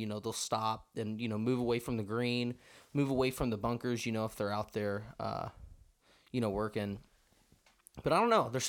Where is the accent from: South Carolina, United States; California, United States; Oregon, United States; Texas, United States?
Texas, United States; Waco; also born or lived in College Station, Texas; Good old China Spring. Grew up in the same house. Born and raised in Waco. Grew up in the same house my entire life.